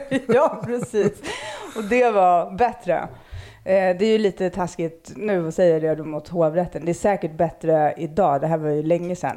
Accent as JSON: {"language": "Swedish", "town": "Stockholm", "region": "Stockholm County", "country": "Sweden", "tie": "born or raised there", "said": "jag, växte upp i Akalla"}